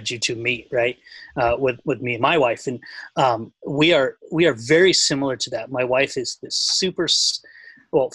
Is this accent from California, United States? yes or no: yes; Huntington Beach, California, United States; growing up in Huntington Beach